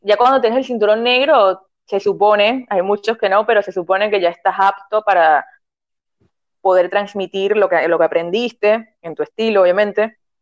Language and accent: Spanish; Venezuela; moved away as an adult; now in Argentina